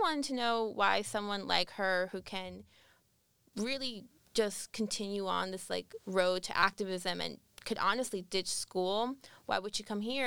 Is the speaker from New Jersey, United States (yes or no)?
no; Coral Springs, Florida, United States; moved away as an adult; also born or lived in Syracuse, New York; I'm actually originally from Coral Springs, Florida, which is a city right next to Parkland